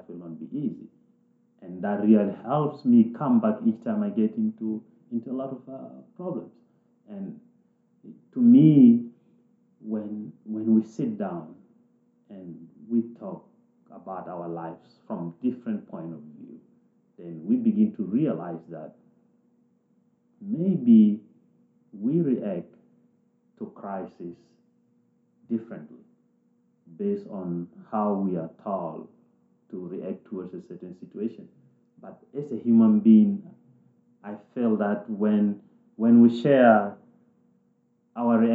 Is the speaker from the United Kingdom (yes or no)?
no; South Sudan; moved away; I came from South Sudan, and by then there was war all over.